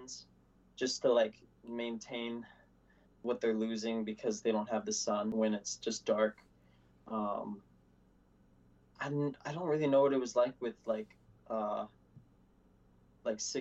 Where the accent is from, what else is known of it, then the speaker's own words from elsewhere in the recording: Virginia, United States; accent: Southern; moved away as an adult; also born or lived in Ketchikan, Alaska; now in Easley, South Carolina, United States; I moved to Virginia with my dad's side of my family. And I grew up there up until I was around 21.